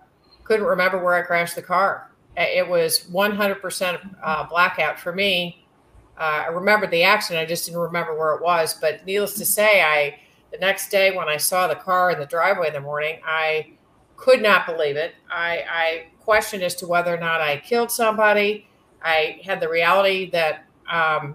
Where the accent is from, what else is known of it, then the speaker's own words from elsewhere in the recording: St. Louis, Missouri, United States; I grew up in St. Louis, Missouri, with a family that was primarily from Jefferson City, Missouri